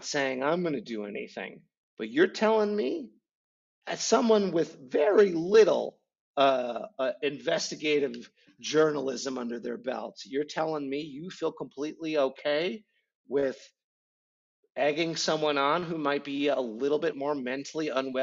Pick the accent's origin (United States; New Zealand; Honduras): United States; Midwest; as a Midwesterner